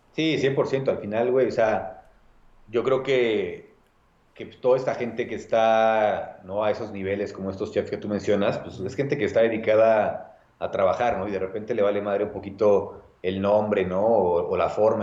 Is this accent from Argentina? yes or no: no; Nezahualcóyotl, State of Mexico, Mexico; soy de Nesa, orgullosamente, orgullosamente nesatlense